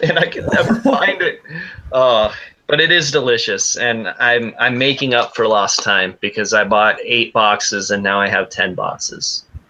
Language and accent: English; Castaic, California, United States; I grew up in Castaic, so I lived in California my whole life